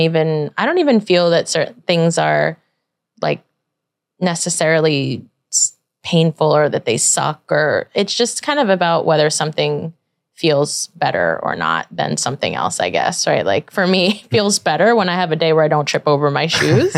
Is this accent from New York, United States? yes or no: yes; New York City, New York, United States; I grew up in Brooklyn